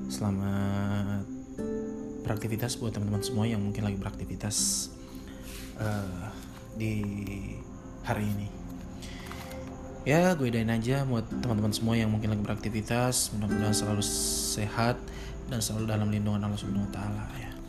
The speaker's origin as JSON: {"language": "Indonesian", "region": "West Sulawesi", "country": "Indonesia", "said": "gempa yang kemarin melanda daerah saya tepatnya di wilayah Sulawesi Barat, kota Majene dan juga kota Mamuju."}